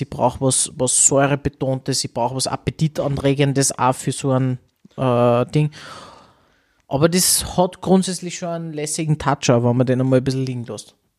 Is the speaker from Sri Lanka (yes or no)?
no; Austria; bei uns in Österreich